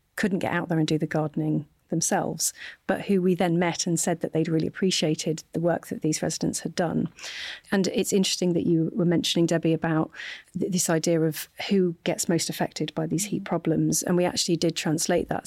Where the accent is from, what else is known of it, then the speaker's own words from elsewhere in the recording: Hull, Yorkshire and the Humber, United Kingdom; also born or lived in Sheffield; my hometown of Hull